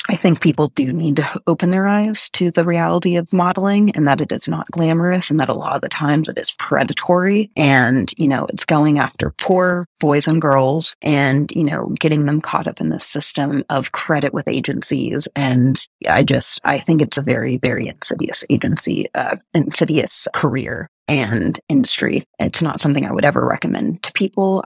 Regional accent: Texas, United States; I grew up in Texas

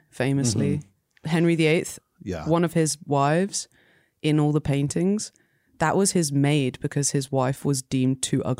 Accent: England, United Kingdom; moved away as an adult; now in New York, United States; Just because I'm English.

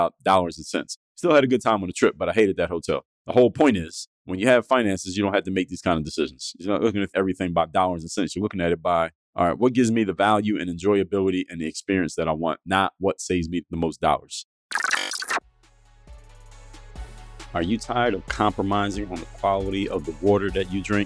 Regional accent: Philadelphia, Pennsylvania, United States; moved away as an adult; now in Miami, United States; I'm from Philadelphia, Pennsylvania. That's where I was born and raised. Moved to Miami when I was in my 20s

